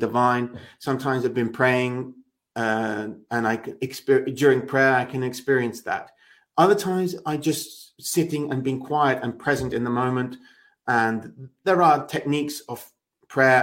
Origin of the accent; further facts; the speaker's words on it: England, United Kingdom; me as an Englishman